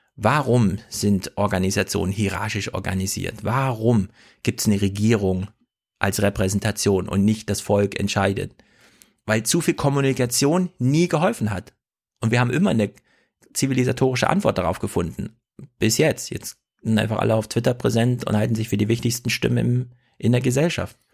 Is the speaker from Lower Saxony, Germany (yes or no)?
no; Jena, Thuringia, Germany; Ich komme ja aus Jena Winzerla